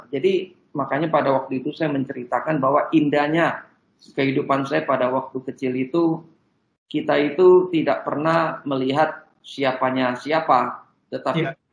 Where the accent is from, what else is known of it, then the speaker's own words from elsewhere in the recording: Pontianak, West Kalimantan, Indonesia; Bahwa dari kecil sekolah saya itu di Jesuit